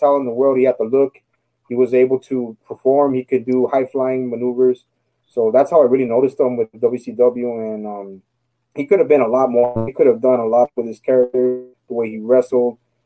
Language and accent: English; El Paso, Texas, United States; I'm from El Paso, Texas, and Juarez, we're a border city.